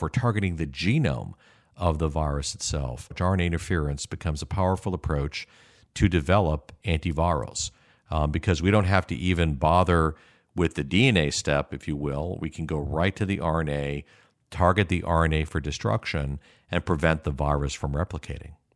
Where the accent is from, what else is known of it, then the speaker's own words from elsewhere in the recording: Chicago, Illinois, United States; moved away as an adult; also born or lived in Kalamazoo / Seattle; I was born and raised in Chicago